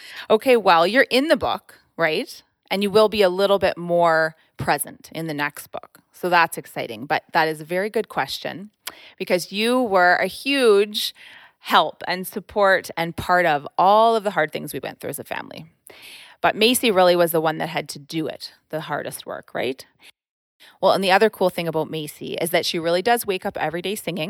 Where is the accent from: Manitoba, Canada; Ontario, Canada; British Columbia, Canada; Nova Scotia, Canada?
Ontario, Canada; born there; also born or lived in Quebec / New Brunswick / Alberta; So I was born in Ontario, and then I lived in Ontario, Quebec, New Brunswick, and then Alberta.